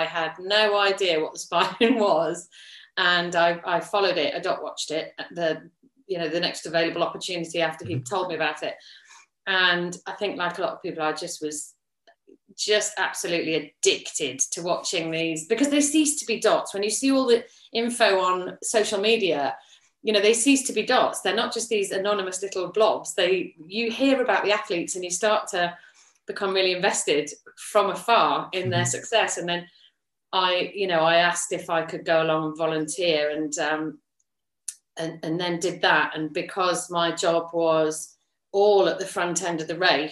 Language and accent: English; Yorkshire and the Humber, United Kingdom; now in Leicestershire, United Kingdom; I grew up in Yorkshire.